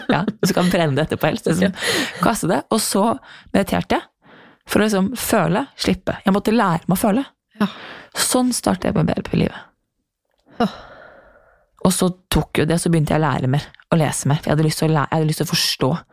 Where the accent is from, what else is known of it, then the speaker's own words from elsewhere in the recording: Norway; also born or lived in New York; hjem til Norge